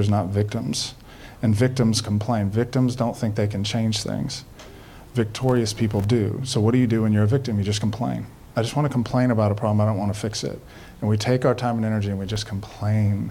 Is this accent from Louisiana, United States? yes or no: yes; Baton Rouge, Louisiana, United States; I'm born and raised in Baton Rouge